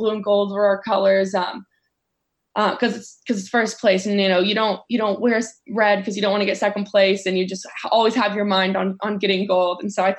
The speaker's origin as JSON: {"language": "English", "region": "Texas", "country": "United States", "tie": "born or raised there", "said": "like I said, I grew up in West Texas, and my coach, Trey Hayes there."}